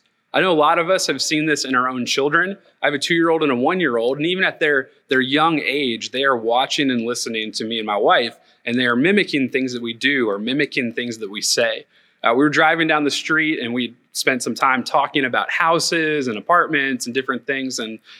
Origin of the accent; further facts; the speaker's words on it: Tennessee, United States; We came from Northeast Tennessee and the housing market was a little different.